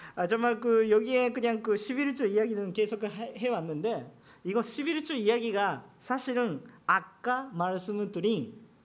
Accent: Japan; Korean is a second language; 저는 일본 사람이기 때문에

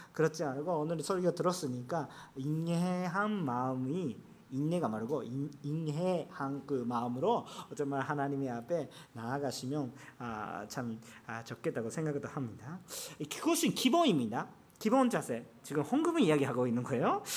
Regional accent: Japan; Korean is a second language; 저는 일본 사람이기 때문에

